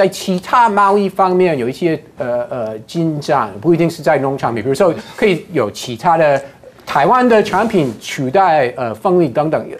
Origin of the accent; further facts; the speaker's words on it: United States; 我身为一个美国人